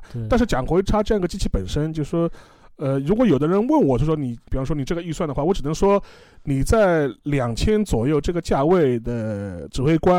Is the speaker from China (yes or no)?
yes; China; 我们中国人什么造不出来的